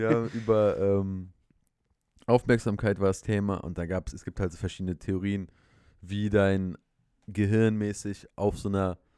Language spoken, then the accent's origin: German; Münster, North Rhine-Westphalia, Germany; ich komme aus Münster, neben Münster ein Dorf.